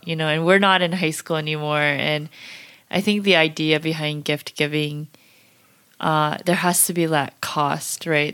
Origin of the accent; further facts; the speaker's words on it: United States; we're pretty American now